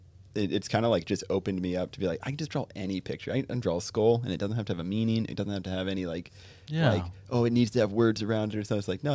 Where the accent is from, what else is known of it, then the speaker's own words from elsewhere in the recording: Southern Indiana, United States; I'm from Indiana, Southern Indiana.